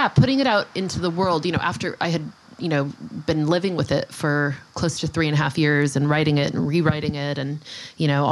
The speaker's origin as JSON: {"language": "English", "town": "Los Angeles", "region": "California", "country": "United States", "tie": "born or raised there", "moved": "as an adult", "lives_now": "Sag Harbor, United States", "said": "I grew up in Los Angeles until college"}